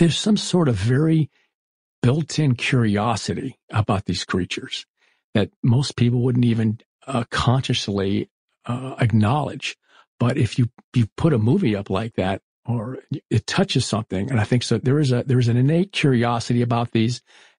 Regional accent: Florida, United States; I was growing up in Florida. We had the Everglades just outside of us. My dad used to take us airboating and whatnot.

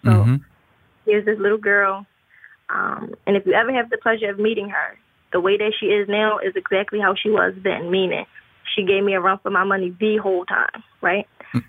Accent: Philadelphia, Pennsylvania, United States; born or raised there

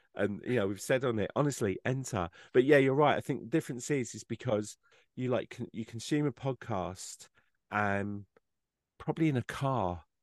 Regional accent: England, United Kingdom; I'm an English person

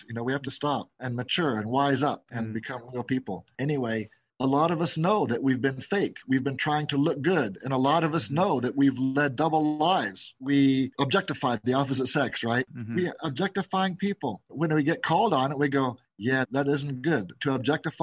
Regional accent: San Diego, California, United States; also born or lived in Seattle, Washington / Berkeley, California; now in Las Vegas, United States; I grew up not in Seattle, in San Diego

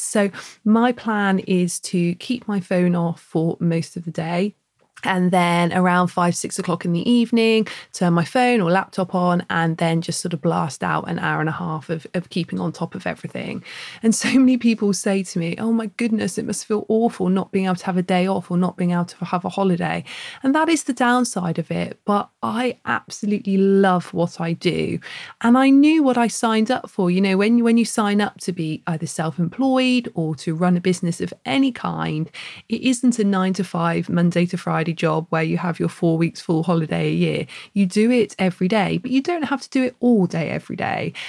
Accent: Plymouth, South West England, United Kingdom; now in Bath, United Kingdom; we don't live by the sea where we are in Bath, but Bruce and I grew up in Plymouth

